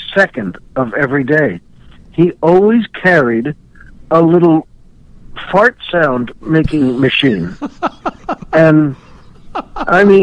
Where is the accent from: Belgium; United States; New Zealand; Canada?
United States; New York; I grew up in New York and was born in New York